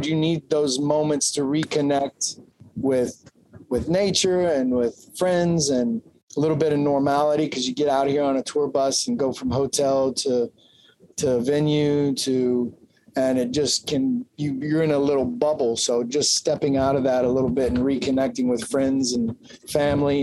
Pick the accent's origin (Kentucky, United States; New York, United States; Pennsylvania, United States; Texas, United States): Kentucky, United States; I'm from Kentucky